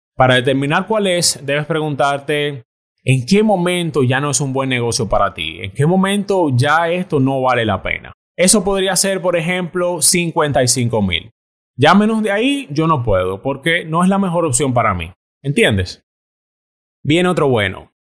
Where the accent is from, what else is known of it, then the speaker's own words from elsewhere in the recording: Dominican Republic; moved away as an adult; yo me fui de la República Dominicana detrás de un sueño